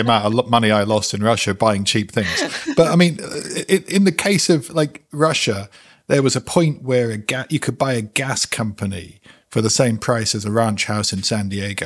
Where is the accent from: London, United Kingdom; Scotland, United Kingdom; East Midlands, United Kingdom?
London, United Kingdom; also born or lived in West Indies; I'm a North Londoner